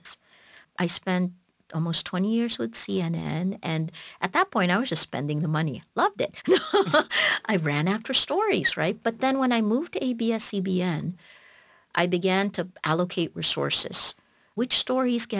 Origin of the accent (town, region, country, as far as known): Toms River, New Jersey, United States; born or raised there; English is a second language; also born or lived in Philippines